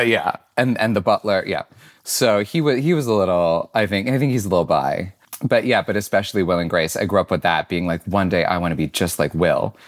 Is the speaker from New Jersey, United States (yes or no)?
no; Syracuse, New York, United States; I grew up in Syracuse, New York.